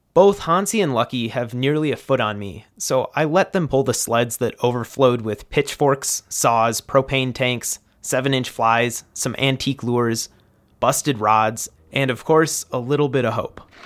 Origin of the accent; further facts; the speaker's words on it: Midwest, United States; as a Midwesterner